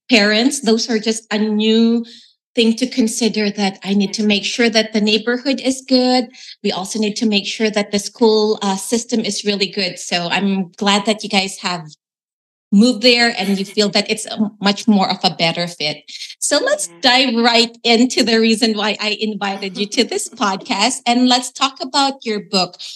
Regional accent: Philippines; it's almost like you know, a stereotype of like, you know, be a nurse as a Filipino. And as you have shared, it's really more of because of the necessity.

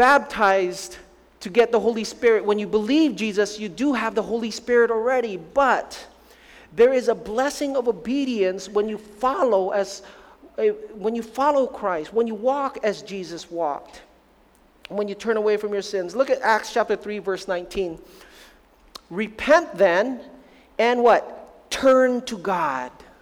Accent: Philippines; moved away; I'm Filipino to the max, born in the Philippines, raised in the Philippines.

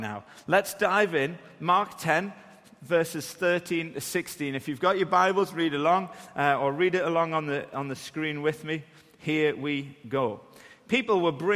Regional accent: Newcastle upon Tyne, North East England, United Kingdom; accent: Geordie; moved away; If you're confused by my accent, I'm from Newcastle

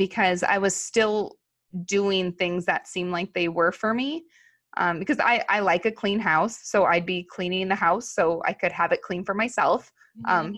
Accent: Los Angeles, California, United States; we grew up in Los Angeles around airplanes

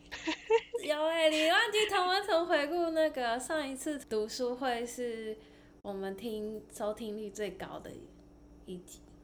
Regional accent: Taiwan; now in United States; 我是在亚洲长大，然后可是现在，现在在美国大概快十年了吧

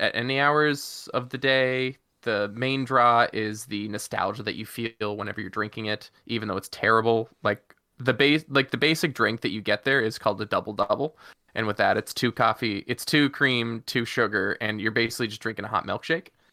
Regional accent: Prince Edward Island, Canada; accent: Islander; my Islander accent

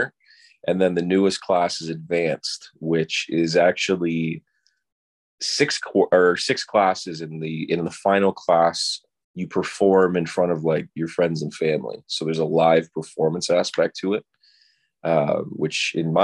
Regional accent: Oakville, Ontario, Canada; also born or lived in Toronto / Los Angeles; I'm from Oakville. I grew up here, which is where I am right now

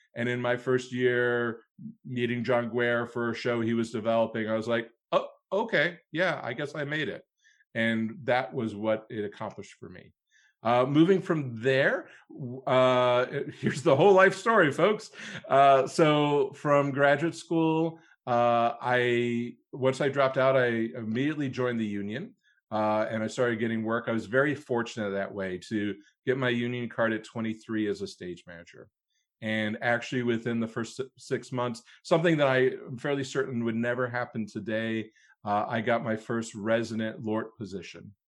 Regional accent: Cleveland, Ohio, United States; moved away as an adult; I, uh, was born and raised in Cleveland, Ohio, so a Midwesterner from birth, very proud

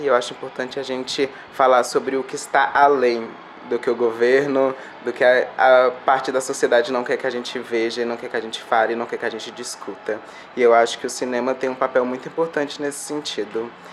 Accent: Brasília, Federal District, Brazil; eu tô aqui, ó, na Santa Maria, Distrito Federal, nesse momento, gravando esse vídeo. Uma quebrada aqui do Distrito Federal, fronteira DF, Goiás.

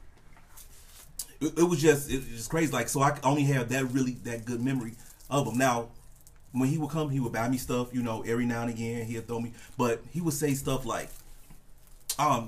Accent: Chicago, Illinois, United States; born and raised in Chicago. And then my mom met her husband, his name Terry. He brought her out to the suburbs

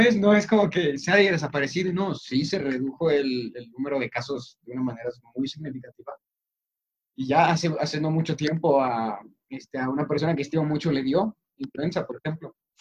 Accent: Mexico

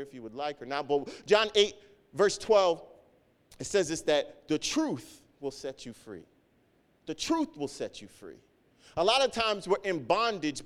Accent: Nigeria; growing up in church and being African, being Nigerian, or just being in my family

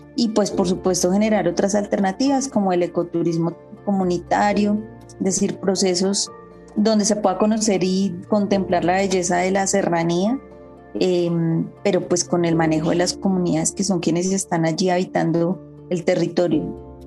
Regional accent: Bogotá, Colombia; moved away as an adult; also born or lived in Sumapaz / La Macarena / Llanos del Yarí; Yo nací en Bogotá, en, un barrio popular de Usaquén

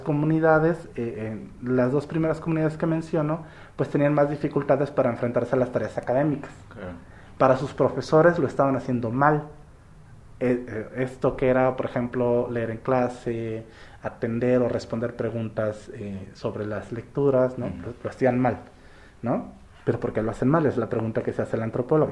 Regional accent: Soledad de Doblado, Veracruz, Mexico; also born or lived in Orizaba; yo soy de Orizaba, pero crecí aquí por Veracruz, ¿no? Pueblito que se llama Soledad Doblada

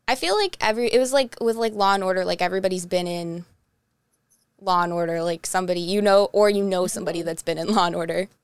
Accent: Twinsburg, Ohio, United States; I am from Twinsburg, so I'm, like, half hour outside of Cleveland

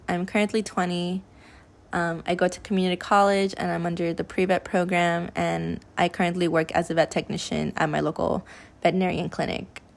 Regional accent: California, United States; I was born and raised here in California

